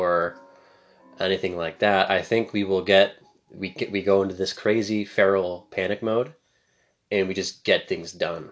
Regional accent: Canada; I'm obviously super Canadian

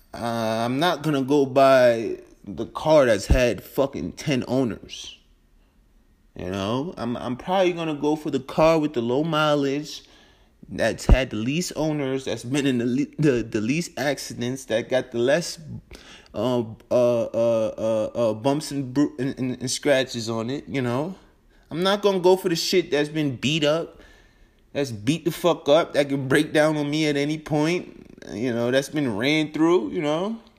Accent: New York, United States; moved away; also born or lived in Denver, Colorado; I'm originally from New York. So I'm from a big metropolitan city

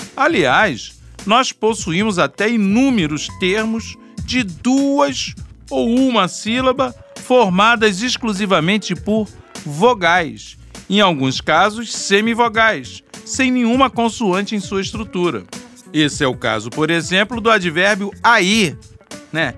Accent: Brazil; accent: Brazilian

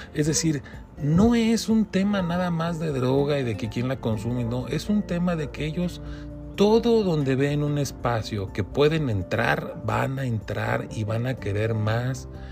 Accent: Mexico

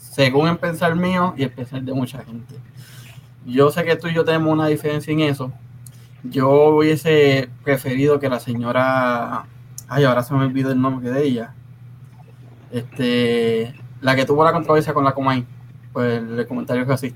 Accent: Puerto Rico; de donde yo vengo somos calle. En Casiano todos hablábamos con el juego de calle

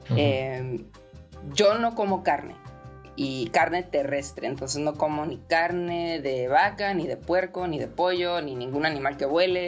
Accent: Ensenada, Baja California, Mexico; moved away as an adult; also born or lived in Europe; crecí en Ensenada

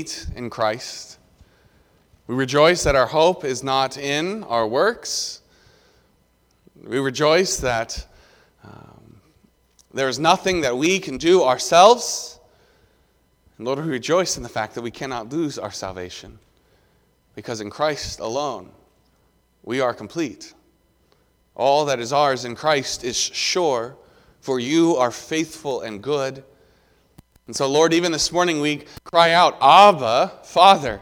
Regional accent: the South, United States; Growing up in the South, I called it neither soda nor pop

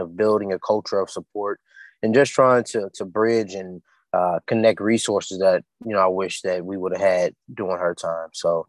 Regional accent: Chicago, Illinois, United States; also born or lived in Houston, Texas; now in Austin, United States; I'm from Chicago, lived in Houston for a good majority of my life.

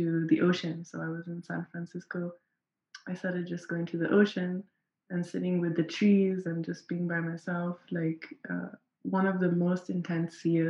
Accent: Nairobi, Kenya; I am from Nairobi in Kenya.

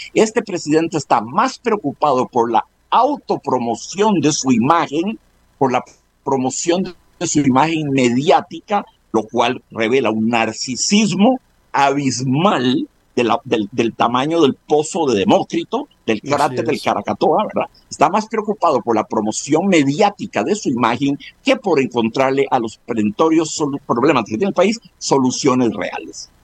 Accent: Costa Rica

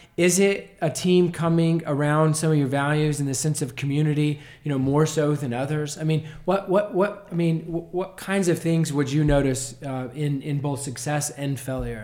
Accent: Nazareth, Texas, United States; Growing up in Nazareth, playing basketball from the time I was born

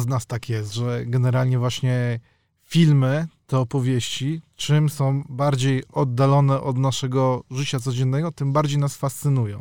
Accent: Warsaw, Masovian Voivodeship, Poland; Ja jestem z Warszawy

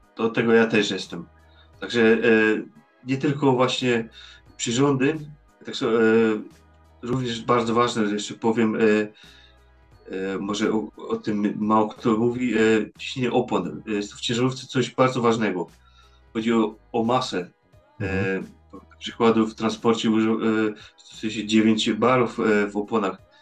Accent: Poland; now in Netherlands; ja jestem Polakiem

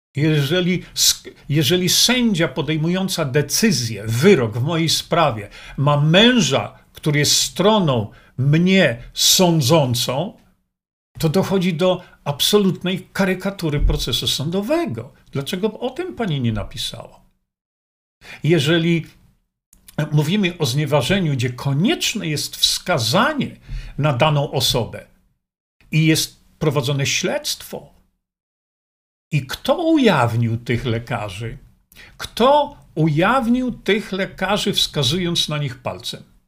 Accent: Poland; moved away as an adult; also born or lived in Australia; Wychowałem się w Polsce

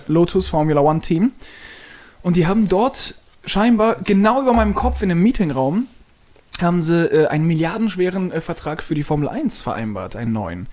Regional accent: Mannheim, Baden-Württemberg, Germany; also born or lived in Freiburg; ich bin unglücklich in Mannheim, mhm. auch wenn es meine Heimatstadt ist

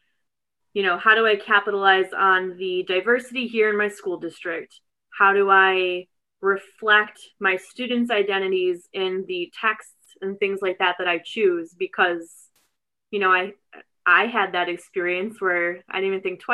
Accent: North Rose, New York, United States; I grew up in a rural district about 45 minutes east of Rochester. It's in Wayne County. It's called North Rose Wolcott

